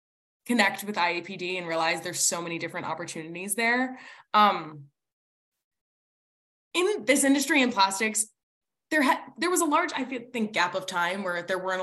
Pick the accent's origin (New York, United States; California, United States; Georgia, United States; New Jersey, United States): New Jersey, United States; at least I'm like from New Jersey.